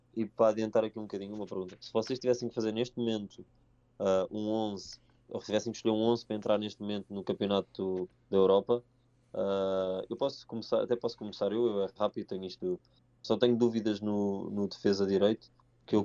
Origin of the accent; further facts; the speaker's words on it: Mafra, Lisbon, Portugal; eu e o João somos de Mafra e somos os dois do Sporting